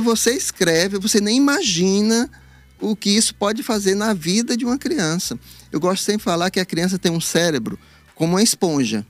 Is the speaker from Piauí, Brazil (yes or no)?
yes; Teresina, Piauí, Brazil; born or raised there; moved away as an adult; also born or lived in Parnaíba / Rio de Janeiro